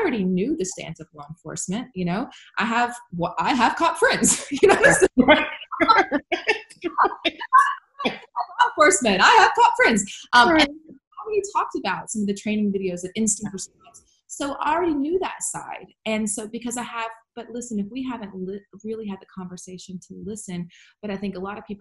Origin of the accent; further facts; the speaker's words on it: Baton Rouge, Louisiana, United States; now in West Virginia, United States; I've seen growing up in South Louisiana